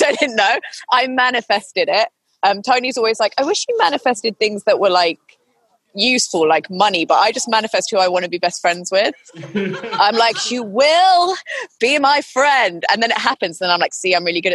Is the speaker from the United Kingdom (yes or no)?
yes; United Kingdom; I'm British.